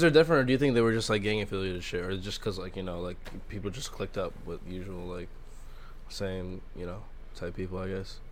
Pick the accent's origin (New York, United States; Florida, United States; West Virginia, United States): New York, United States; I grew up in Harlem